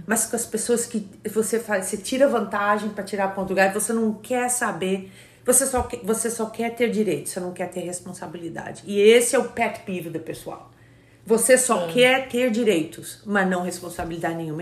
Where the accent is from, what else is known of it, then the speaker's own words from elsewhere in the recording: Brazil; moved away as an adult; now in United States; eu, como brasileira, tive dificuldade também